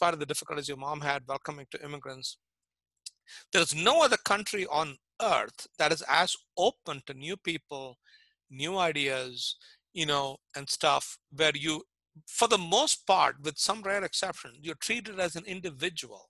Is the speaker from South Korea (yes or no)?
no; India; moved away as an adult; now in United States; I was born in India, I grew up in India